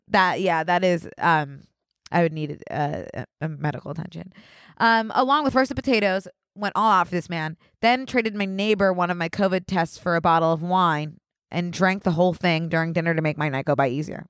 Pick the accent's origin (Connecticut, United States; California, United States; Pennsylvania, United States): Pennsylvania, United States; Philadelphia; I'm also from Philly